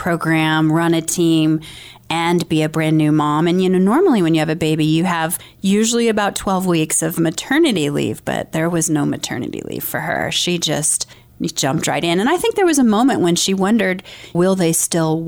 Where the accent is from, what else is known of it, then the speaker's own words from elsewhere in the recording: Dupuyer, Montana, United States; also born or lived in Missoula, Montana; I grew up in Dupuyer, Montana, which is a tiny little town on the Rocky Mountain front.